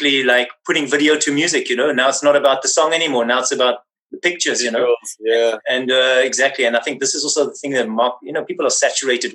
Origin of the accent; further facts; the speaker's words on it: Windhoek, Khomas, Namibia; moved away; I was born in Windhoek, Namibia